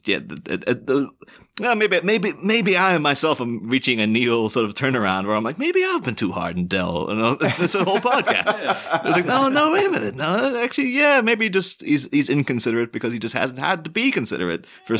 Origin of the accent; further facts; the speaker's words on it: Ireland; And so maybe there was a little bit of like, yeah, I'm not that proud to be Irish, and I'm not, you know, and also then within the mind, like, well, I'm not British either.